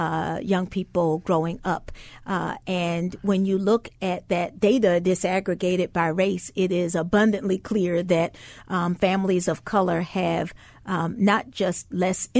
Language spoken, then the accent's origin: English; the South, United States; I grew up in the South